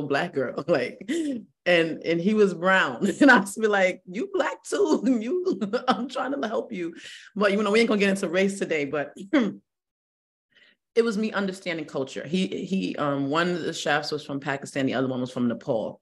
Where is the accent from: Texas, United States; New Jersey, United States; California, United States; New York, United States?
New York, United States; New York City; moved away as an adult; also born or lived in Stroudsburg, Pennsylvania; I'm from the Bronx where there was no trees, and I'm 44, so I'm from the old Bronx